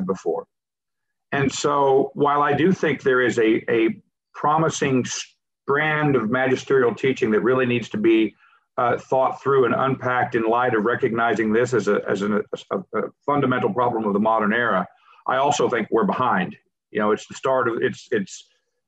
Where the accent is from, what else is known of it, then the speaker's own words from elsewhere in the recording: the South, Southern United States, United States; as a former Protestant myself, and as a Southerner